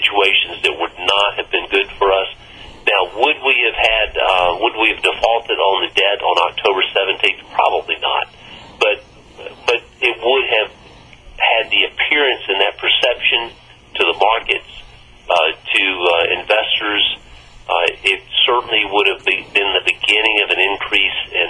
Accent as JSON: {"language": "English", "region": "Mississippi", "country": "United States", "said": "my home state of Mississippi"}